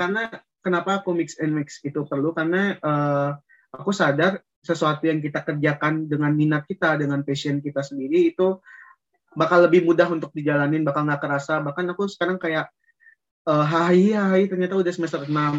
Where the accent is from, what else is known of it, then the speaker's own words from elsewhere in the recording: Padang, West Sumatra, Indonesia; moved away as an adult; aku berasal dari Padang, orang Minang tentunya